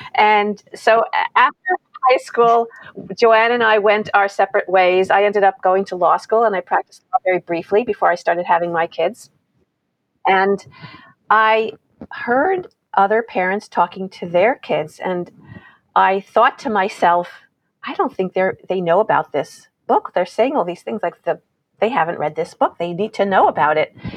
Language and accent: English; New York, United States; I grew up in New York